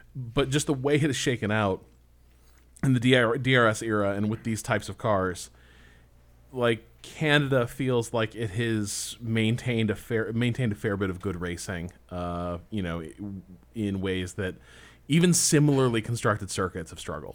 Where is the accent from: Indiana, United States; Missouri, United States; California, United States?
Indiana, United States; growing up in Indiana